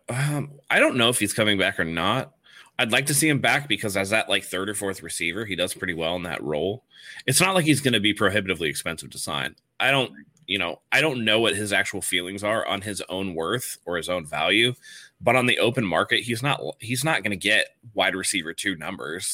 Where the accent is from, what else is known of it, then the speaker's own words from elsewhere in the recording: San Francisco, California, United States; moved away as an adult; now in San Diego, United States; I'm from San Francisco. I moved down here, like, only, like, ten years ago